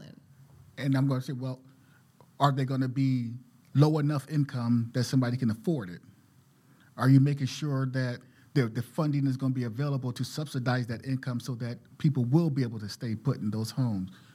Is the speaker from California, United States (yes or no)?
no; Philadelphia, Pennsylvania, United States; moved away as an adult; now in Portland, United States; I'm from West Philadelphia